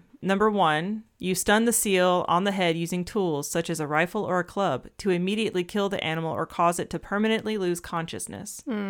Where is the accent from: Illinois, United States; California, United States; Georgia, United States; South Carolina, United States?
Georgia, United States; I'm thinking about growing up in Georgia and the like freaking white-tailed deer population just exploding.